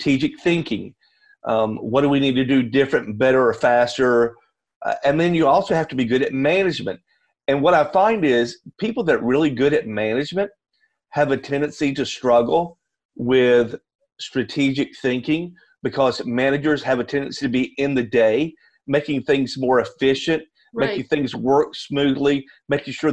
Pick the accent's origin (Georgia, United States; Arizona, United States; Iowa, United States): Georgia, United States; Atlanta; moved away as an adult; now in Nashville, United States; I am actually a native of Atlanta, Georgia, and moved about 3.5 years ago to Nashville